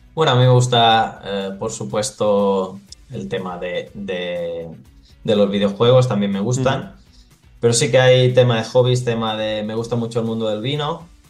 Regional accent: Porreres, Balearic Islands, Spain; moved away as an adult; now in Thessaloniki, Greece; empecé a, crecer en el, en el Porreras, que, bueno, es, es, mi pueblo

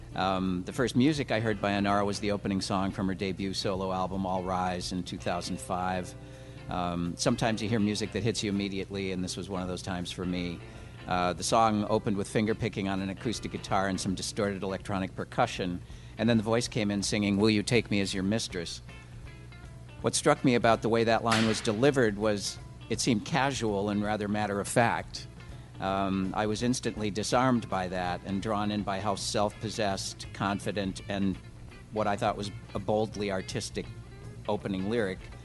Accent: Minneapolis, Minnesota, United States; moved away as an adult; now in Los Angeles, United States; I come from Minneapolis and, and um, just always was kind of part of the music community there

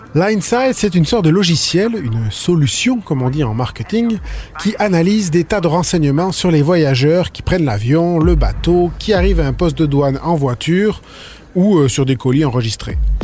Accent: Canada; chez nous au Canada

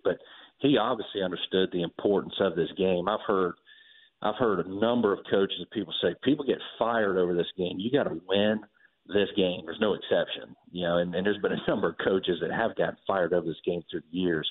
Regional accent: Georgia, United States; having grown up in the state

